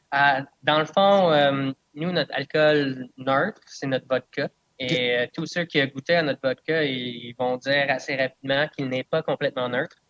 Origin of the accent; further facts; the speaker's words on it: Bedford, Frelighsburg, Dunham area, southern Quebec, Canada; first language English; French is a second language; also born or lived in Cayman Islands; je viens du sud de Québec. Donc, je viens de, dans le coin de de Bedford, Frelichburg, Donham. Donc, il y a quand même encore beaucoup de, villes qui sont anglophones. Donc, oui, je suis anglophone.